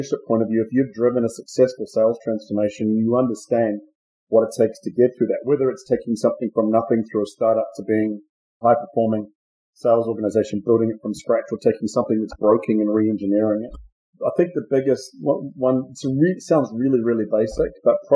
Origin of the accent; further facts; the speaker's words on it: New Zealand; moved away as an adult; also born or lived in Australia; I'm from New Zealand, and I started with BMC, first of all, as a partner down in New Zealand